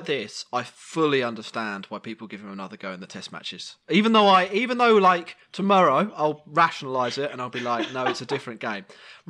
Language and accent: English; England, United Kingdom; we're English.